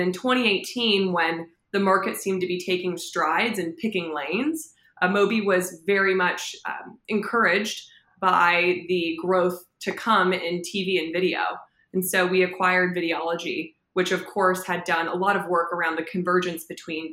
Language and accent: English; Los Angeles, California, United States; born and raised in Los Angeles